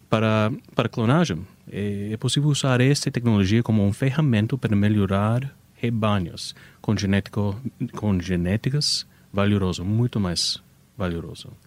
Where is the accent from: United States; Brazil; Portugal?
United States; Portuguese is a second language; é, eu sou americano, então algumas vezes é difícil para entender as frases, mas originalmente os Estados Unidos.